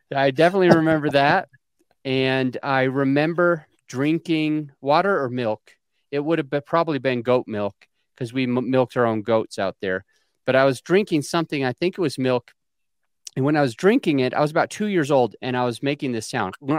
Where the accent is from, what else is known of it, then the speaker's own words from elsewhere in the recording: Utah, United States; I was born in Utah on a polygamous colony, a subsect of Mormonism